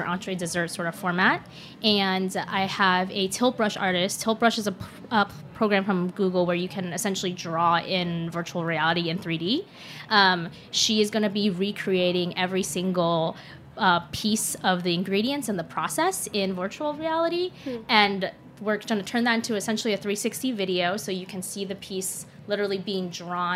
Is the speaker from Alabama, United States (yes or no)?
no; Seattle, Washington, United States; moved away as an adult; also born or lived in Shanghai, China; now in New York, United States; but I grew up in Seattle and went to college in Seattle